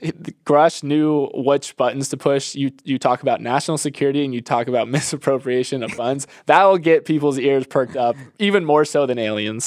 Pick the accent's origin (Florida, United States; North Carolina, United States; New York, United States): Florida, United States; I grew up in Florida